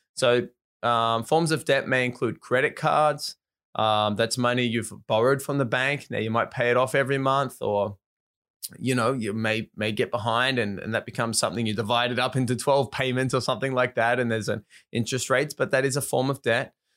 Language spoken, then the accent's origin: English; Australia; moved away as an adult; now in Japan; I was from Australia, lived in Japan